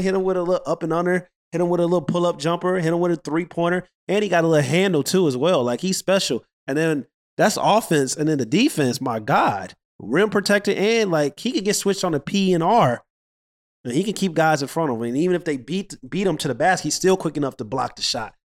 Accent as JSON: {"language": "English", "town": "St. Louis", "region": "Missouri", "country": "United States", "said": "I'm from Saint Louis."}